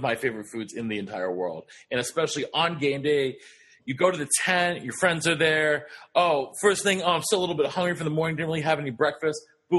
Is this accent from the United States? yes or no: yes; Los Angeles, California, United States; I was from Los Angeles, California, and then I ended up moving there.